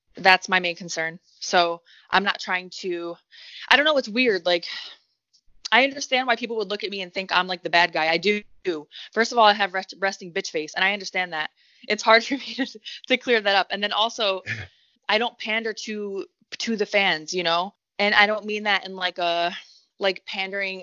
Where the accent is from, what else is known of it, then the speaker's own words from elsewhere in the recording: Detroit, Michigan, United States; I'm from the Metro Detroit area, so like growing up having a booty was a good thing